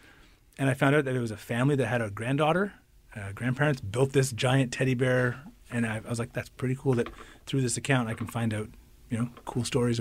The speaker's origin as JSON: {"language": "English", "town": "Ottawa", "region": "Ontario", "country": "Canada", "moved": "as an adult", "lives_now": "Winnipeg, Canada", "said": "I am from Ottawa."}